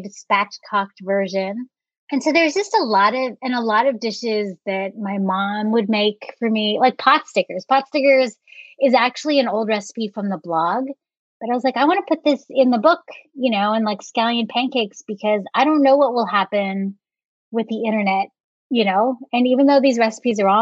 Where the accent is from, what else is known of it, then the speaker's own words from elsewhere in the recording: San Francisco Bay Area, California, United States; growing up in the San Francisco Bay Area